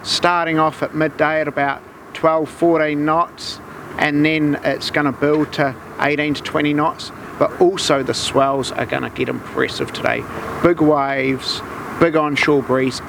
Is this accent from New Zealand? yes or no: yes; New Zealand; being Kiwi blooded and a Kiwi heart